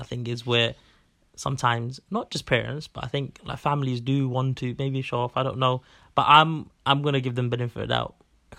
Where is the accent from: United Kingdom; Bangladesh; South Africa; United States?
Bangladesh; this may be mainly because from where we're from Bangladesh, and I think like, people around from where we're from.